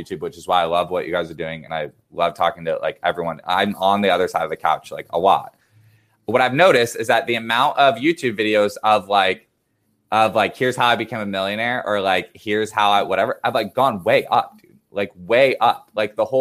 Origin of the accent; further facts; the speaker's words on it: United States; as an American